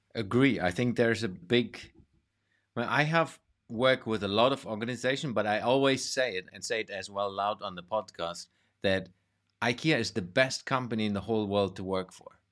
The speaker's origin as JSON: {"language": "English", "country": "Germany", "also_born_or_lived": "Denmark / Sweden", "moved": "yes", "said": "my home country, which is Germany"}